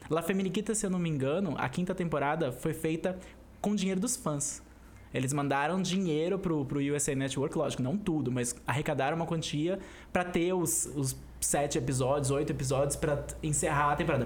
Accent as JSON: {"language": "Portuguese", "country": "Brazil", "said": "como brasileiros que assistiram novela"}